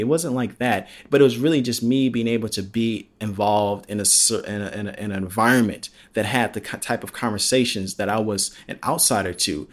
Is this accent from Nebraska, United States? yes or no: no; Palos Hills, Illinois, United States; moved away; growing up in Illinois and growing up in Palos Hills